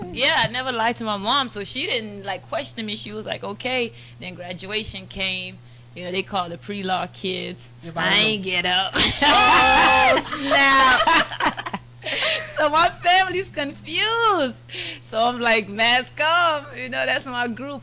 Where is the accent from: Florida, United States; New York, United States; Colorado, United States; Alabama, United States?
Florida, United States; Broward County, South; also born or lived in Turks and Caicos; now in Miami, United States; I grew up in Turks and Caicos and then South Florida, Broward County